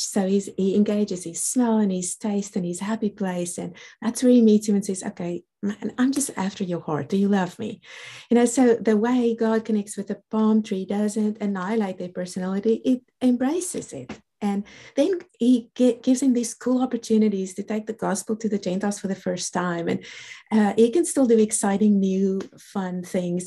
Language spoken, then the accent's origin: English; South Africa; accent: South African; I'm a South African born. That's the reason for the accent